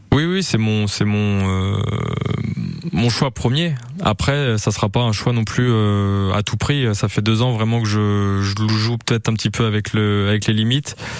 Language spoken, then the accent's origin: French; France; on est français